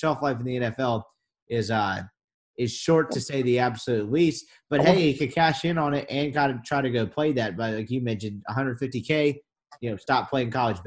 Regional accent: Jackson, Mississippi, United States; I'm from Jackson, Mississippi

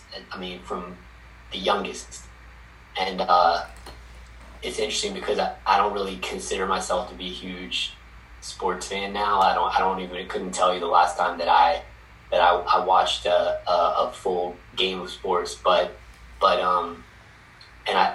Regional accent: Kent Island, Maryland, United States; I grew up in Maryland, Eastern Shore of Maryland.

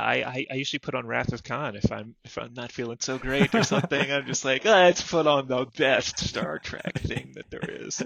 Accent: Florida, United States; I grew up in Florida

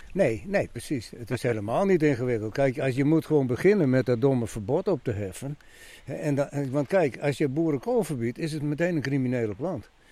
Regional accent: Friesland, Netherlands; ik ben ook een Fries

